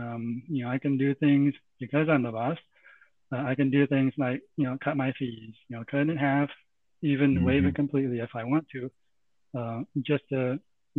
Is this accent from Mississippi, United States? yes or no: no; San Jose, California, United States; also born or lived in Santa Clara, California; now in Cupertino, United States; I grew up around San Jose, lived in Santa Clara for a bit, and moved here at Cupertino